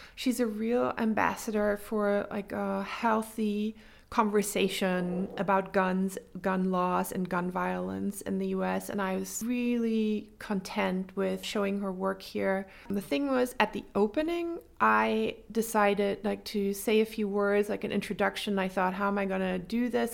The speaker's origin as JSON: {"language": "English", "town": "Wolfenbüttel", "region": "Lower Saxony", "country": "Germany", "also_born_or_lived": "Baden-Württemberg / Tübingen / Stuttgart", "moved": "as an adult", "lives_now": "Freiburg, Germany", "said": "I'm from Wolfenbüttel in Niedersachsen. That's in northern Germany"}